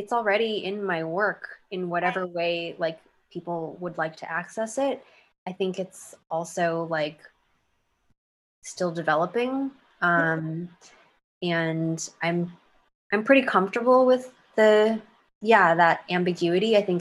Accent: United States; grown up as like an American kid

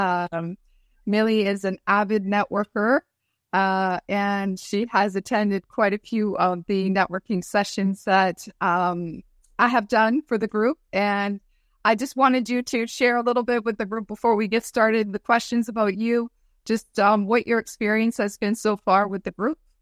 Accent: Hearst, Ontario, Canada; my hometown in Hearst

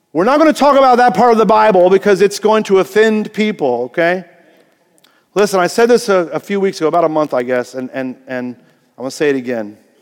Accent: Greenfield, Indiana, United States; I was born in Greenfield, Indiana, okay? Small cornfield town.

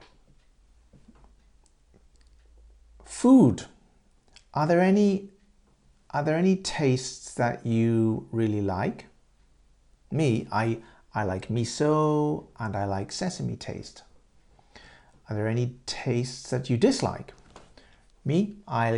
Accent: England, United Kingdom; In England, I'm from Great Britain, yeah, in England

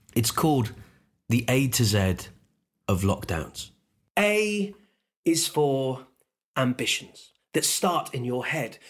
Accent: Unst, Shetland Islands, Scotland, United Kingdom; I grew up on a tiny island called Unst. It's actually the most northern island in the whole of the UK. It's north of Scotland, part of the Shetland Islands

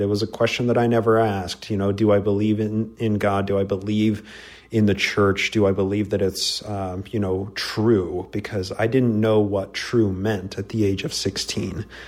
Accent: just north of Salt Lake City, Utah, United States; I was born in the Covenant. Yep, uh, BIC here in uh, Utah, just north of Salt Lake City

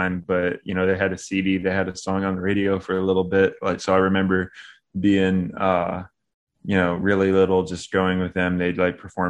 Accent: Knoxville, Tennessee, United States; accent: country; also born or lived in Long Beach, California / Crossville, Tennessee; now in Nashville, United States; I like grew up most of like my adolescence in around Knoxville.

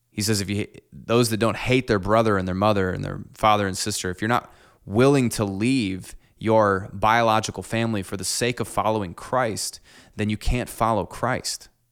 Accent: Clinton, United States; I'm the fourth generation to grow up in my church that I, that I grew up in here in Clinton.

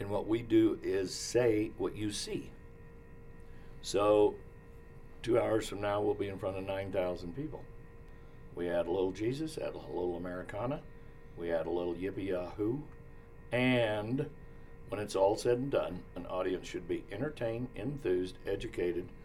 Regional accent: Orovada, Nevada, United States; also born or lived in Winnemucca, Nevada; I was born and raised in Winnemucca, Nevada. Very proud of that. Actually in Orvada, Nevada. Went to a one-room schoolhouse

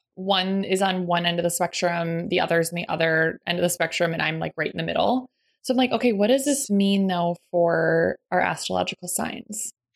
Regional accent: Lakeville, Minnesota, United States; I grew up right outside of Minneapolis, Minnesota and just in a suburb uh, called Lakeville

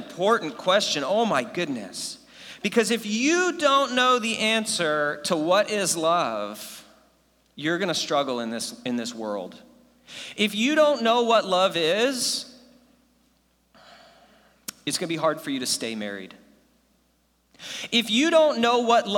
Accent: United States; first language English; I was born in America, and I took like infinity years of Spanish, and I still only speak English

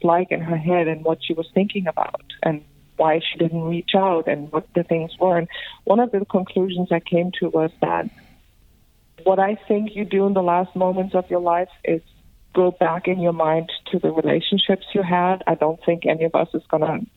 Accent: Germany; accent: European; also born or lived in Greece / London; now in Los Angeles, United States; I am from Greece, but I grew up in Germany, and I actually spent a lot of time in London.

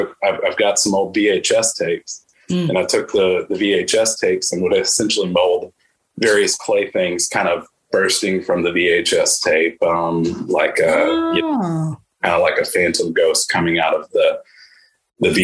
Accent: Birmingham, Alabama, United States; I'm from Birmingham, Alabama.

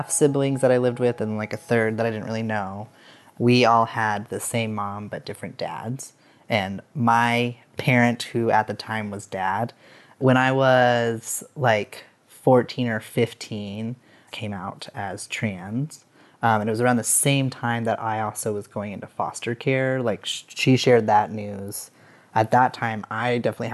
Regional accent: Casper, Wyoming, United States; I grew up in Wyoming, in Casper, Wyoming.

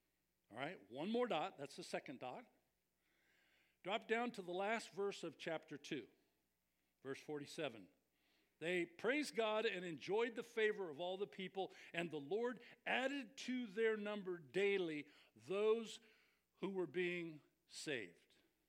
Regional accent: Scotland, United Kingdom; I'm Scottish. I'm cheap.

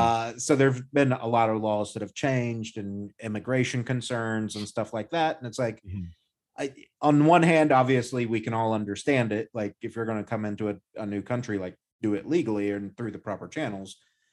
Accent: United States; as an American

